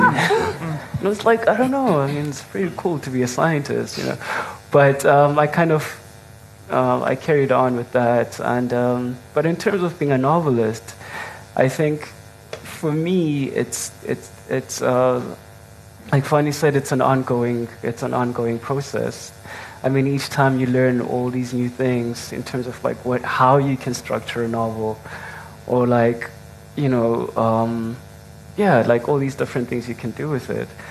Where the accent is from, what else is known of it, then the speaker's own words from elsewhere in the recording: King William's Town, Eastern Cape, South Africa; I'm originally from the Eastern Cape, King Williamstown